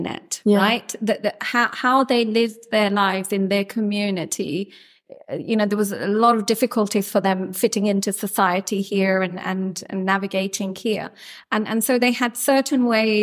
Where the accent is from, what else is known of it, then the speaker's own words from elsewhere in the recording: London, United Kingdom; I was born in Camden and I grew up here